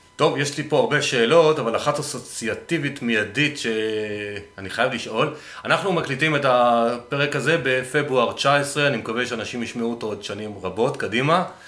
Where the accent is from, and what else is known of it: Northern Israel, Israel